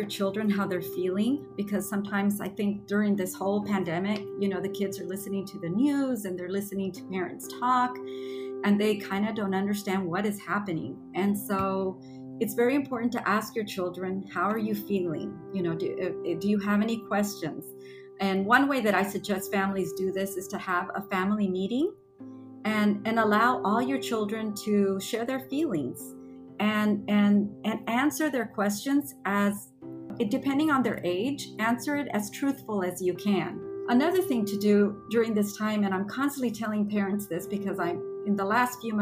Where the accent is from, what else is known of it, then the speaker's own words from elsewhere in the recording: McAllen, Texas, United States; also born or lived in Guantanamo, Cuba / Spain; I grew up in the valley. I was 4 years old and I've lived here my whole life